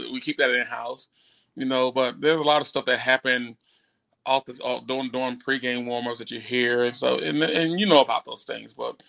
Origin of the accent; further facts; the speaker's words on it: Bradenton, Florida, United States; moved away; I grew up in the Bradenham Palmetto area.